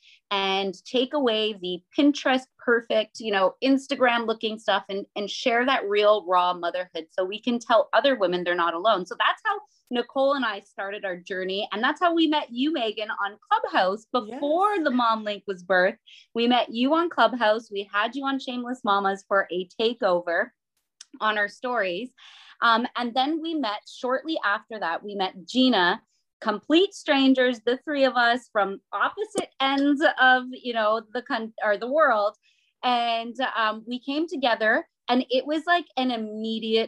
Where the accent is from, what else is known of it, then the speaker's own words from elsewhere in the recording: Chatham, Ontario, Canada; I'm the Canadian mama out of the three of us